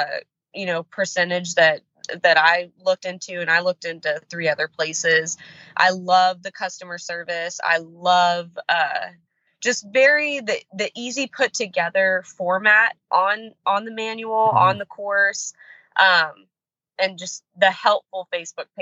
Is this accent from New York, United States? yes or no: no; Houston, Texas, United States; now in Iowa, United States; Texas, born and raised.